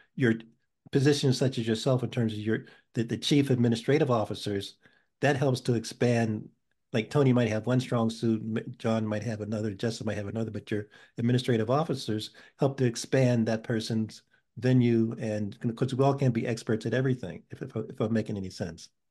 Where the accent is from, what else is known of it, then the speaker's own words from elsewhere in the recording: Pittsburgh, Pennsylvania, United States; now in New Haven, United States; I was born in Pittsburgh and and I uh, came here in 1971, so I'm still so somewhat of a transplant